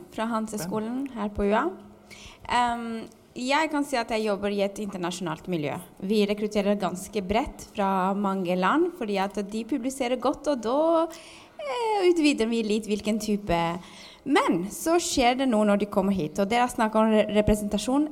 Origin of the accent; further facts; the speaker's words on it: Albania; now in Norway; Jeg er jo også fra Albania